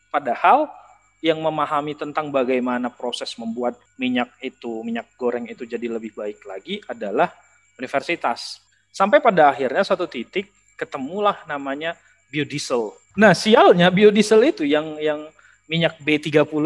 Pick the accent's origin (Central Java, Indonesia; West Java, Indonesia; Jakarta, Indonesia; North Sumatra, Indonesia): North Sumatra, Indonesia; Medan; Nanti sebagai anak Medan tau lah Medan keras le.